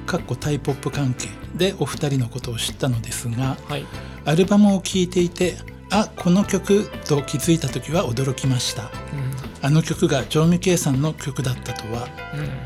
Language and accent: Japanese; Yokohama, Kanagawa, Japan; 僕横浜の本目っていうところで生まれ育った